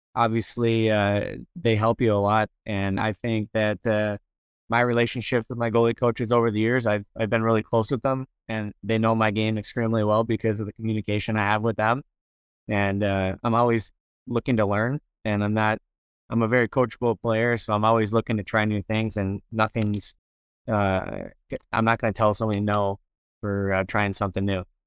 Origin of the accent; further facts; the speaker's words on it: Minnesota, United States; Minnesota, my hometown